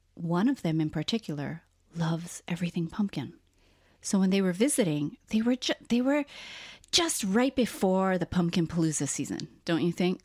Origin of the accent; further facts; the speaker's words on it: Hawaii, United States; we were both born and raised in Hawaii